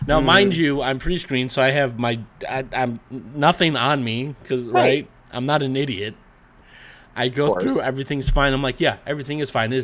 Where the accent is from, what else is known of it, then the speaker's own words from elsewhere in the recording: East Coast, United States; moved away; I was born on the East Coast